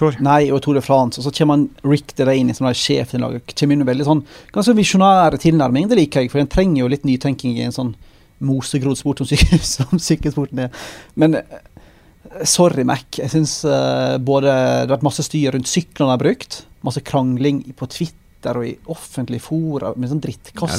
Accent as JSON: {"language": "Norwegian", "region": "Western Norway", "country": "Norway", "moved": "yes", "said": "kommer fra hjemme på Vestlandet"}